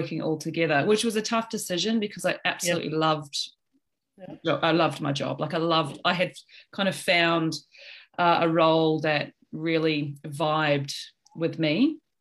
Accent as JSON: {"language": "English", "country": "New Zealand", "moved": "yes", "lives_now": "Sydney, Australia", "said": "I'm from New Zealand originally, but I've lived in Australia for about 20 years."}